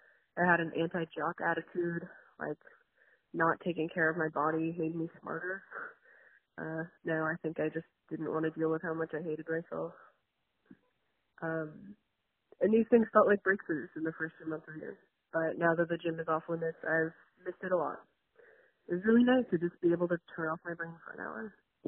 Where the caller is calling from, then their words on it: Los Angeles, California, United States; of Not All Geminis, and I'm calling from Los Angeles.